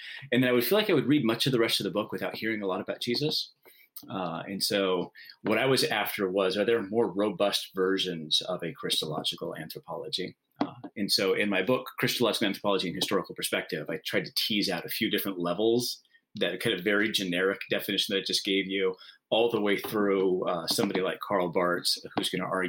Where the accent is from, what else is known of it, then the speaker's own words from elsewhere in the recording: West Coast, United States; also born or lived in Washington / California; I used to just say that I'm from the Pac-10 because I grew up in all of the states that have Pac-10 college football programs.